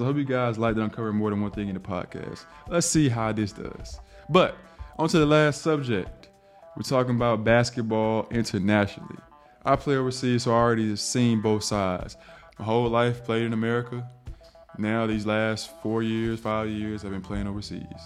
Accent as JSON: {"language": "English", "region": "the South", "country": "United States", "said": "I'm from the South."}